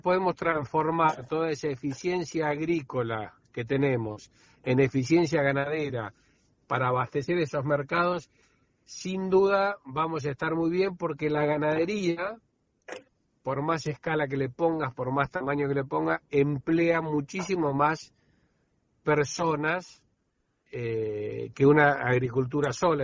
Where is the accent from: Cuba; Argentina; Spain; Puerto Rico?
Argentina; como argentinos